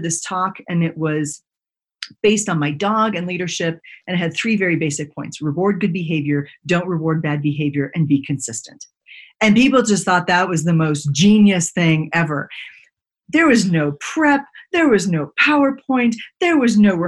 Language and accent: English; Texas, United States; I grew up in Texas